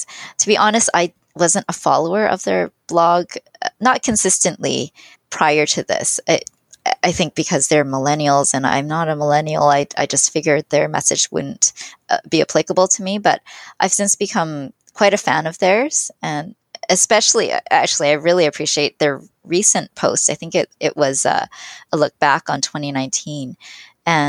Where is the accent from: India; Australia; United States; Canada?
Canada; I was born in Canada, but I had immigrant parents